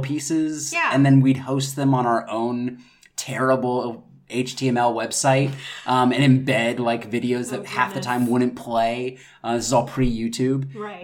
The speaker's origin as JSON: {"language": "English", "region": "North Carolina", "country": "United States", "also_born_or_lived": "New York City / London", "moved": "as an adult", "lives_now": "Los Angeles, United States", "said": "I'm originally from North Carolina"}